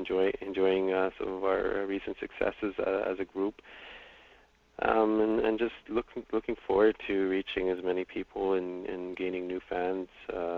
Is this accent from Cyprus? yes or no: no; Attawapiskat, Ontario, Canada; Well, I'm from Attawapiskat, Ontario, up on the James Bay Coast. It's in Canada's far north.